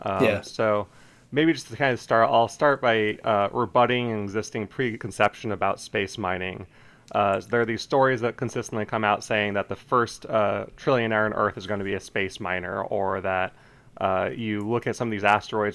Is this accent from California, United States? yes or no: no; Colorado, United States; I'm originally from Colorado